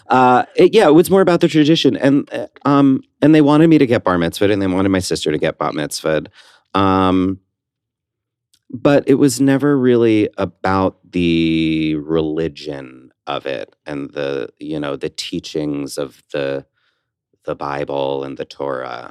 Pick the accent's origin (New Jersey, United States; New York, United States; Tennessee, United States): New Jersey, United States; West Orange; I grew up in West Orange, New Jersey.